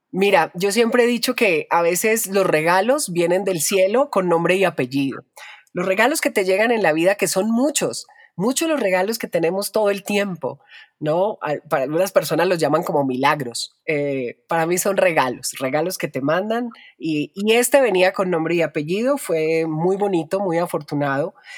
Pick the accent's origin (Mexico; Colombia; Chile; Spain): Colombia; me desarrollé como locutora en mi país, en Colombia